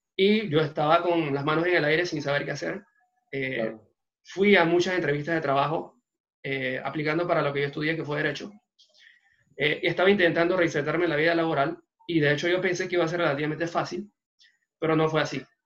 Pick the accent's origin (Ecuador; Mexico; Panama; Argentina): Panama; La Chorrera, Panamá Oeste; en buen panameño empezamos con una mano adelante y otra atrás. Hace dos años y pico, eh, salimos de Chorrera